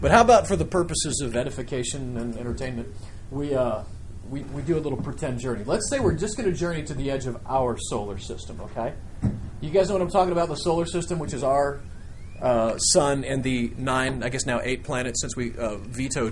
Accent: Nebraska, United States; I grew up in Nebraska where we didn't have much but, you know, a couple of cows.

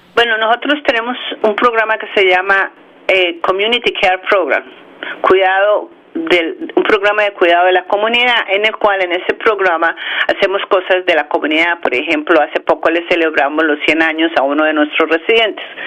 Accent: Bogotá, Colombia; also born or lived in Morris County, New Jersey; now in New Jersey, United States; Yo nací en Bogotá, Colombia

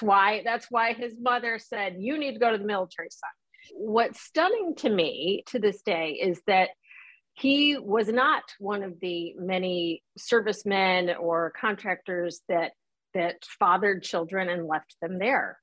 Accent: Chicago, Illinois, United States; also born or lived in Saigon, Vietnam; I grew up in the Chicagoland area

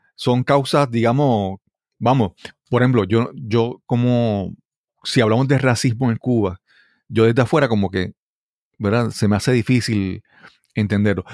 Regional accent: Puerto Rico; como puertorriqueño

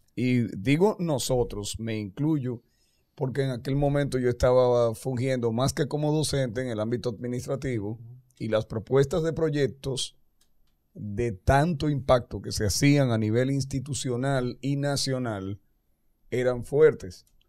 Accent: Dominican Republic; nosotros. como, los dominicanos

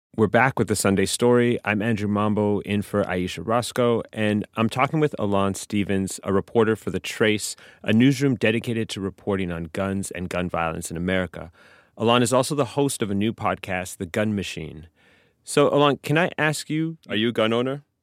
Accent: Canada; now in United States; I grew up in Canada, so the culture that I grew up around guns is just very, very different um, from here

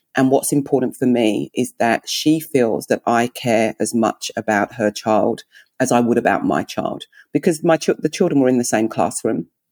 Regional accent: England, United Kingdom; accent: English; also born or lived in Nigeria (heritage); now in Melbourne, Australia; I'm English

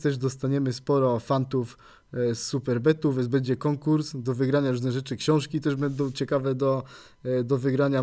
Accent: Poznań, Greater Poland, Poland; była wuchta, jak tutaj się mówi u nas w Poznaniu

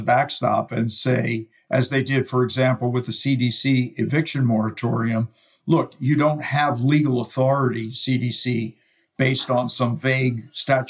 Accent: United States

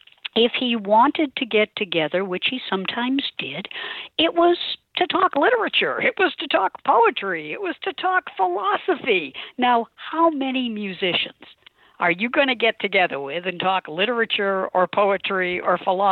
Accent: Quincy, Massachusetts, United States; my hometown newspaper, the Quincy Patriot Ledger.

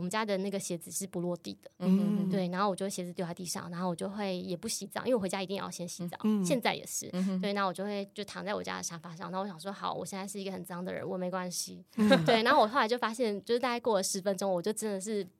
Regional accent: Chiayi, Taiwan; moved away; 因为我是嘉义人，

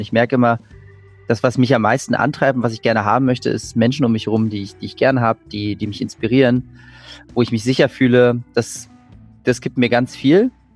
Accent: Berlin, Germany; ich bin in, in Berlin geboren und aufgewachsen.

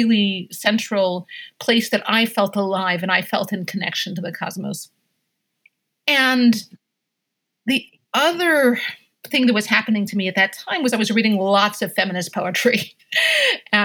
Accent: Hudson Valley, New York, United States; I grew up in the Hudson Valley in New York State

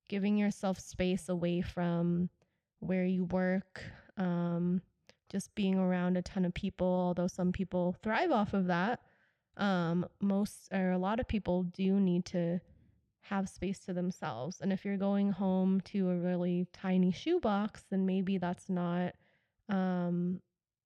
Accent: United States; also born or lived in Tokyo; I'm an American and I grew up here

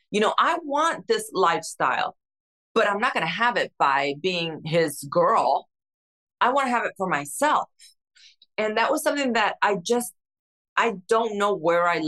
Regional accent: Newark, New Jersey, United States; also born or lived in Cuba / Spain; From Spain to New Jersey, we moved into a three bedroom apartment in Newark with my grandparents.

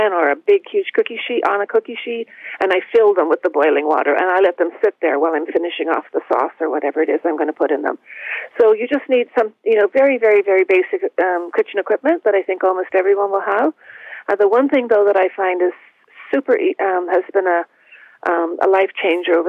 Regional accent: Toronto, Ontario, Canada; where I grew up in Toronto

